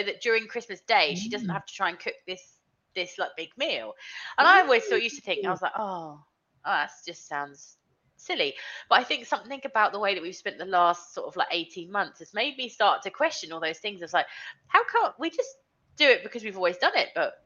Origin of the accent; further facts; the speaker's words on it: United Kingdom; we do as English, as we do British, you know, with our Sunday lunches